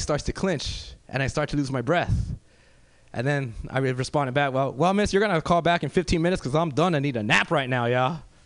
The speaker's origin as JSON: {"language": "English", "town": "Los Angeles", "region": "California", "country": "United States", "said": "I'm originally from South Central"}